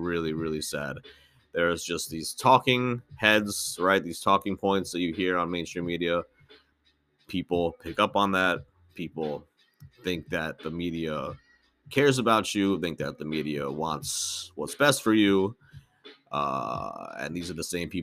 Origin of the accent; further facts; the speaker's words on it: United States; growing up in the United States